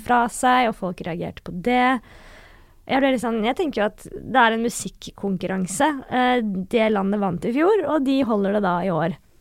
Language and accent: Norwegian; Northern Norway, Norway; accent: Northern Norwegian; jeg snakker veldig mye nordnorsk dialekt